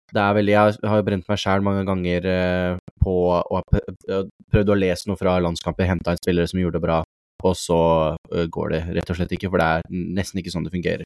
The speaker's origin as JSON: {"language": "Norwegian", "country": "Norway", "said": "som nordmenn"}